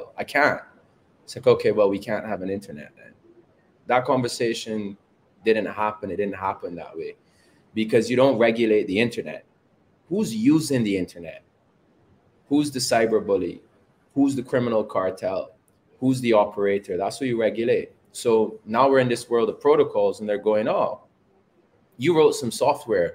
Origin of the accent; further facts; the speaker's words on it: Barbados; also born or lived in England / Canada; I was born in England, but raised in Barbados.